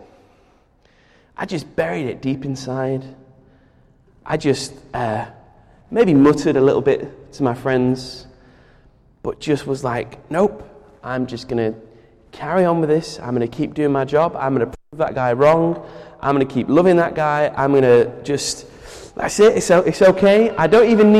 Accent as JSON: {"language": "English", "country": "United Kingdom", "said": "as a British person"}